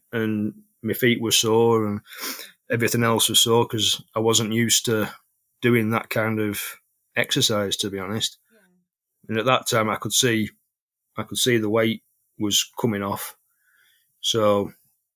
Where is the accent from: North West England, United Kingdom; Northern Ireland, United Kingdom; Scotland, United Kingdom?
North West England, United Kingdom; Bolton; I'm 42 from Bolton